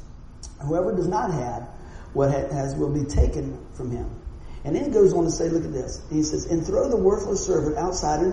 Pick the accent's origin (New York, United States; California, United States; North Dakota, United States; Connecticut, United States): New York, United States; Buffalo; I'm from Buffalo